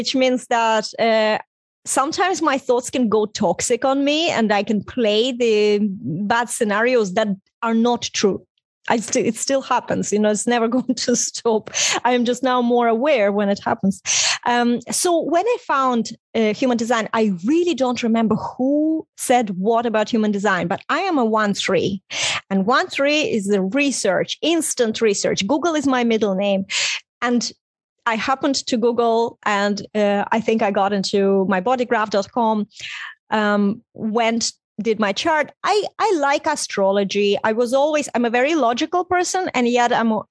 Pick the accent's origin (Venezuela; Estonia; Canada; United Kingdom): Estonia; first language Russian; English is a second language; moved away as an adult; also born or lived in Ireland; Even for me to leave Estonia, it was late 90s